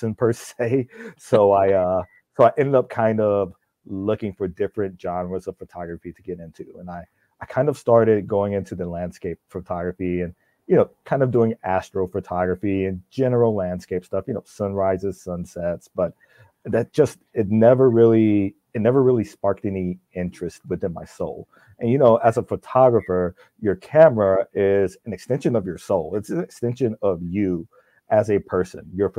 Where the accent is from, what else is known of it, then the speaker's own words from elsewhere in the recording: South Carolina, United States; moved away as an adult; now in New Ulm, Minnesota, United States; growing up in South Carolina